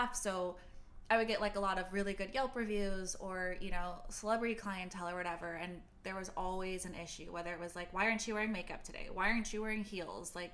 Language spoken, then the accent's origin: English; Beverly Hills, California, United States; I grew up in Beverly Hills